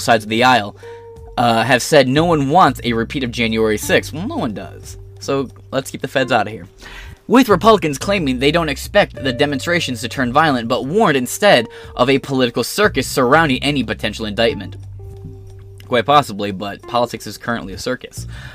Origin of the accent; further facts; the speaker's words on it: Michigan, United States; I'm not from Detroit, but I live close to Detroit